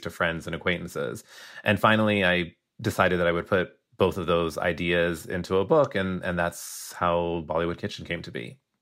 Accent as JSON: {"language": "English", "country": "United States", "said": "I am Indian American"}